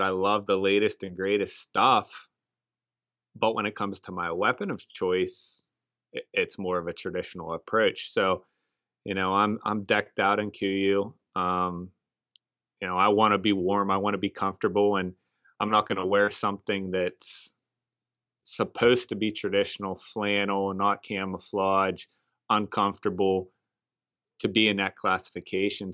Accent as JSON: {"language": "English", "town": "Punxsutawney", "region": "Pennsylvania", "country": "United States", "said": "we're from Pennsylvania, uh, specifically Punxsutawney, Pennsylvania, the home of the groundhog"}